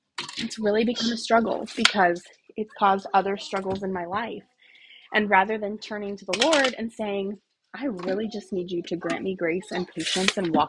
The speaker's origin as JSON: {"language": "English", "country": "United States", "also_born_or_lived": "Okinawa", "said": "as an American woman"}